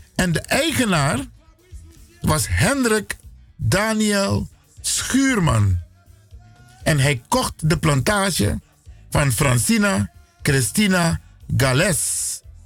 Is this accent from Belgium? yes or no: no; Suriname; now in Netherlands; We zijn Afro-Surinamers, Afro-African origin, geboren in Suriname